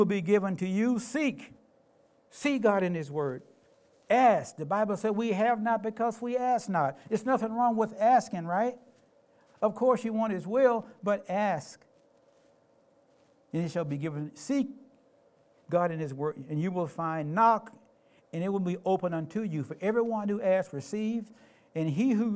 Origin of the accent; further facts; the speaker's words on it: Memphis, Tennessee, United States; moved away as an adult; now in Tacoma, United States; I grew up in Memphis.